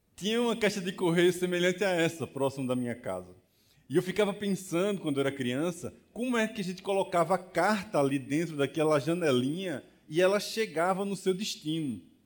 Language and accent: Portuguese; Barbacena, Minas Gerais, Brazil; moved away; quando eu era criança pequena lá em Barbacena. Na verdade, eu não nasci em Barbacena, mas sou do interior